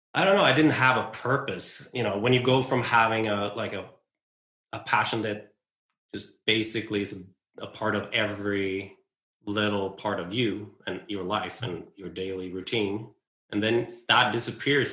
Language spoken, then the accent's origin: English; west coast of Sweden, Sweden; on the west coast of Sweden where I grew up and where I live